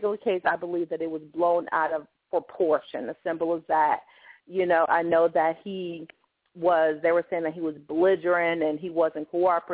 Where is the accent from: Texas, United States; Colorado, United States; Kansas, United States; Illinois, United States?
Illinois, United States; Chicago; I'm from Chicago, I was born and raised there.